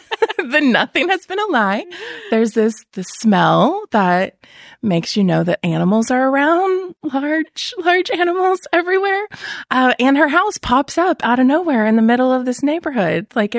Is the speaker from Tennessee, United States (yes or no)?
yes; Chattanooga, Tennessee, United States; I am from Tennessee, Chattanooga, outside of Chattanooga. So I flew in from there